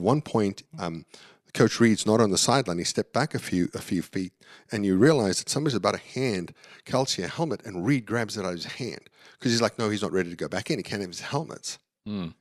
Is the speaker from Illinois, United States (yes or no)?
no; Dallas, Texas, United States; the team in my hometown went to the Super Bowl